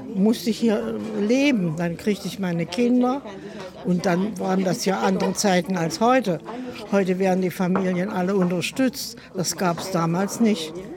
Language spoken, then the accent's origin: German; Central Germany, Germany; moved away as an adult; also born or lived in Ludwigshafen; now in Mülheim, Germany; Ich komme eigentlich aus Mitteldeutschland.